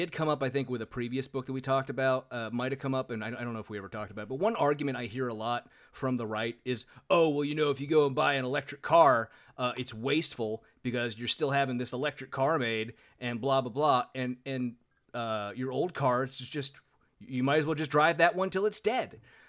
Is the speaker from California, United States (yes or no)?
yes; Sacramento, California, United States; I grew up in Sacramento, California. And in fact, I grew up, 20-ish miles outside of Sacramento downtown proper